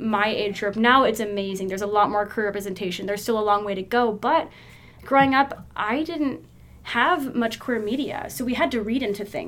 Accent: Texas, United States; I'm born and raised in Texas

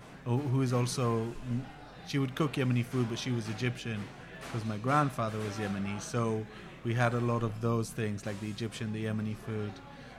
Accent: Jerusalem, Jerusalem District, Israel; I'm from Jerusalem. I grew up in Jerusalem.

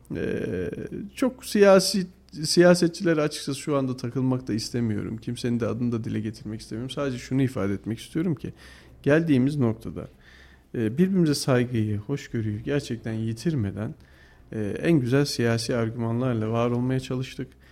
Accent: Kayseri, Kayseri Province, Turkey; Ben bu şehirde doğdum, bu şehirde büyüdüm

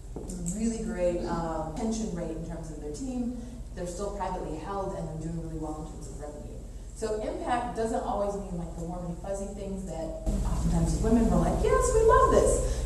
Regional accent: Pacific Northwest, United States; I'm from the Pacific Northwest.

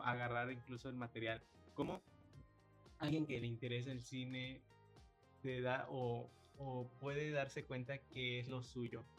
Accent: Yucatán, Mexico; nosotros como yucatecos

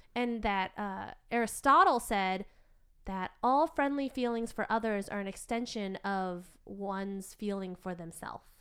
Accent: United States; as kids growing up in America

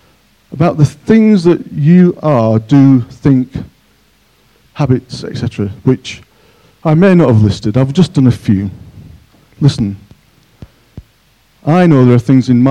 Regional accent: Yorkshire and the Humber, United Kingdom; now in Cockermouth, United Kingdom; I'm a Yorkshireman.

